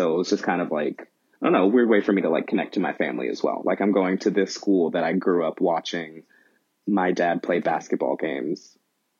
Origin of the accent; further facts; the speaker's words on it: Kentucky, United States; I loved growing up in Kentucky. Very much in the Bible Belt. So that's just mm-hmm. interesting in its own way, growing up black and gay in central Kentucky.